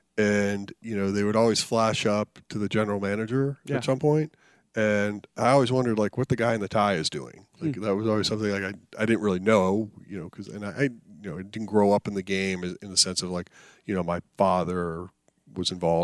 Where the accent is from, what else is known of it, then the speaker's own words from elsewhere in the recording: Boulder, Colorado, United States; also born or lived in New Jersey; Then my father worked for IBM. We move as a family out to Boulder, Colorado